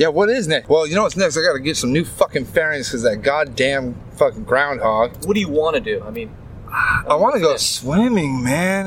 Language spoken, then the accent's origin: English; West Coast, United States; moved away as an adult; also born or lived in Seattle / Portland / Atlanta; not just my hometowns, but you know I'm from the West Coast